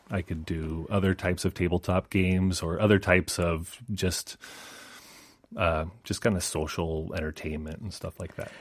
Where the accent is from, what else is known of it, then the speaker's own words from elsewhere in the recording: Idaho, United States; moved away as an adult; now in Seoul, South Korea; I'm from Idaho okay. in uh, the United States